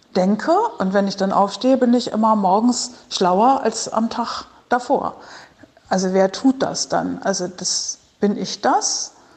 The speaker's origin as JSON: {"language": "German", "region": "Berlin", "country": "Germany", "said": "aus Berlin"}